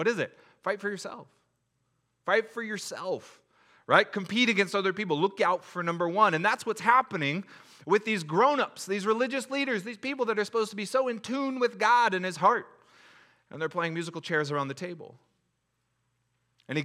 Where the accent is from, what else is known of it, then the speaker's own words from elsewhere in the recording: SeaTac, Washington, United States; I grew up in SeaTac. We made it happen.